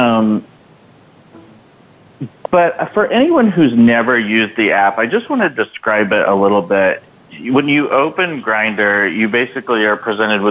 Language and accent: English; Signal Mountain, Tennessee, United States; I'm from Signal Mountain, Tennessee, so I know that that is sort of a part of the country where people don't think of necessarily like full-time advocates hailing from